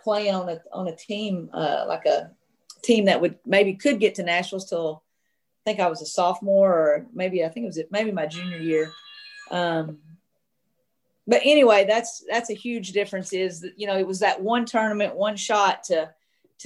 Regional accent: Arkansas, United States; I grew up, you know, of course, in Arkansas

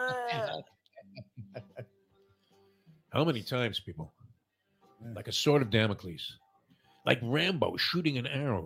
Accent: New York City, New York, United States; growing up in Brooklyn

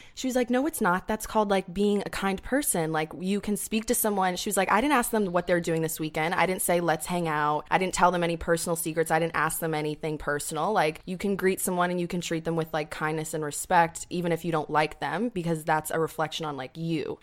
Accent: upstate New York, United States; moved away; I'm from upstate New York

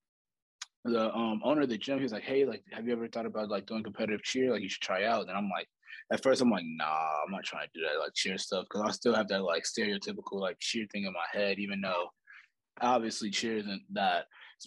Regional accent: St. Louis, Missouri, United States; moved away as an adult; now in Alabama, United States; Born and raised in St. Louis, Missouri.

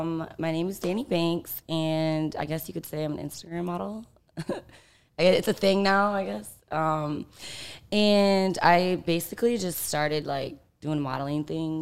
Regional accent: Michigan, United States; moved away as an adult; also born or lived in Miami; I'm actually from Michigan. Okay. Yeah. So I'm like a Midwest girl. And I went to college in Miami

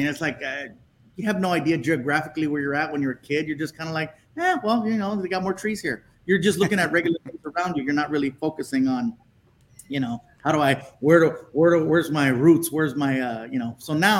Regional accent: Chula Vista, California, United States; born there; now in Long Beach, United States; I was born in Chula Vista.

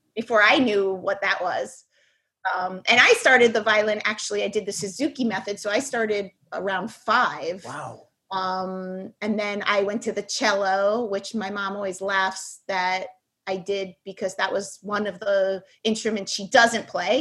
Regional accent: New York City, New York, United States; I was born in the Bronx

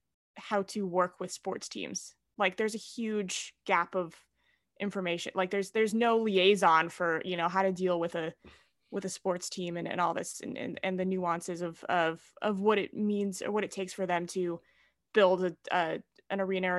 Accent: San Francisco, California, United States; I grew up in San Francisco. I grew up a Giants fan

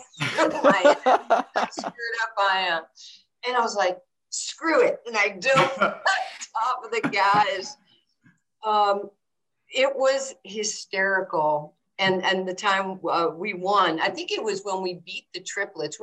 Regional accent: New York City, New York, United States; also born or lived in Brooklyn, New York; Rucker Park, where I grew up, you know, for the good portion of my adolescence playing over at Rucker.

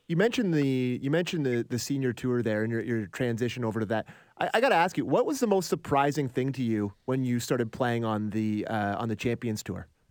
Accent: Canada; I'm a Canadian kid who grew up in the time that you were playing

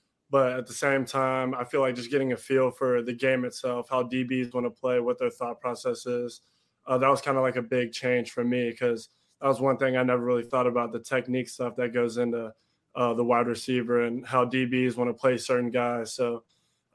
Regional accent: Cincinnati, Ohio, United States; growing up in Cincinnati, I'm coming to games as a young kid

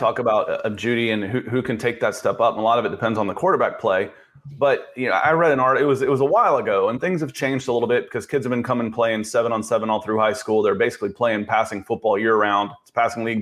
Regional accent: the South, United States; moved away; also born or lived in Manhattan, New York; I'm from the South

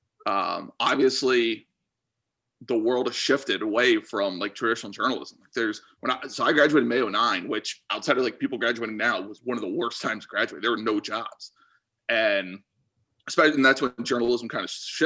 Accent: Pennsylvania, United States; moved away as an adult; also born or lived in Kentucky; I'm from Pennsylvania.

